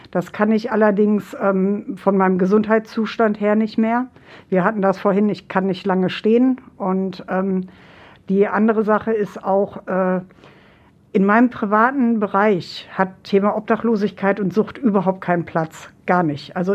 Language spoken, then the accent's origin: German; Finland; meine leibliche Mutter ist gestorben und wir kommen eben halt äh, aus Finnland.